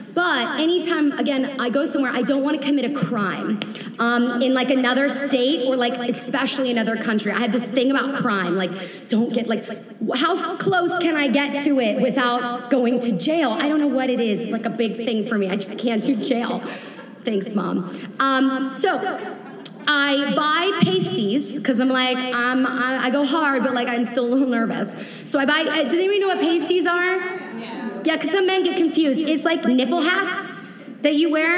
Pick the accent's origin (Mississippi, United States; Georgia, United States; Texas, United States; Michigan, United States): Georgia, United States; Atlanta; I'm from Atlanta